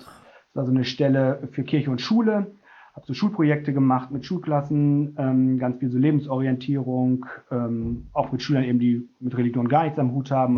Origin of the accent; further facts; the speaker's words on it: North Rhine-Westphalia, Germany; moved away as an adult; also born or lived in North Hesse; now in Bremen, Germany; ich bin ursprünglich Westfale